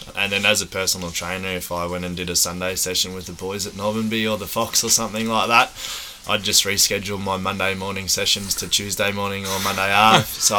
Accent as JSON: {"language": "English", "region": "Victoria", "country": "Australia", "tie": "born or raised there", "also_born_or_lived": "Port Douglas / Rockhampton", "moved": "yes", "said": "I grew up with down in Victoria."}